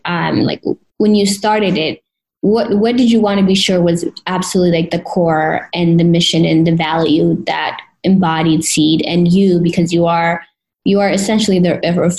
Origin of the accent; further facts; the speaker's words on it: Addis Ababa, Ethiopia; now in United States; I was born in Addis, and I came in 2000 to the States.